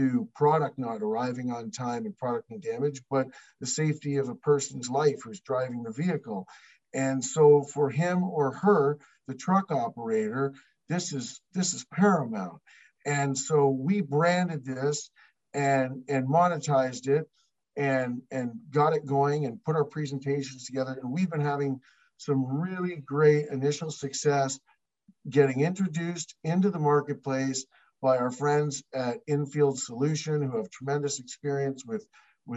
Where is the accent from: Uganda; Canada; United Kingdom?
Canada; we're Canadian